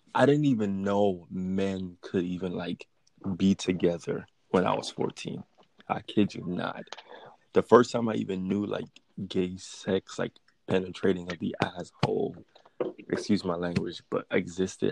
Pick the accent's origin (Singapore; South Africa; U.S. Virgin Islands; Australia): U.S. Virgin Islands; moved away as an adult; also born or lived in Los Angeles; now in United States; I am from the United States Virgin Islands, and I recently moved to the mainlands of America like two years ago.